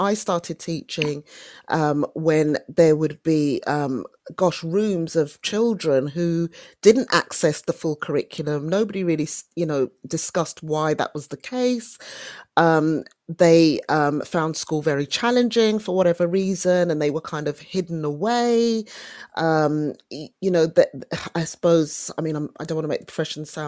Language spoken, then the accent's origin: English; London, United Kingdom; I grew up in Brixton in South London